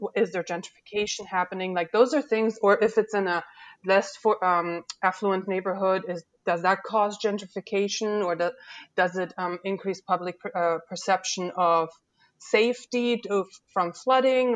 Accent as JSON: {"language": "English", "country": "Germany", "tie": "born or raised there", "moved": "yes", "lives_now": "Louisiana, United States", "said": "I wasn't born here, and that's right. Um, I was born in Germany"}